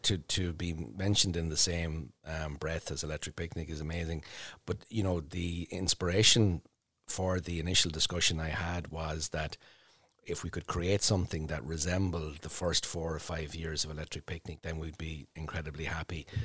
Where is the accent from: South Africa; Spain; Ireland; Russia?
Ireland; Portlaoise, Leinster; also born or lived in Dublin; now in Emo, Ireland; I would have grown up in Port Leash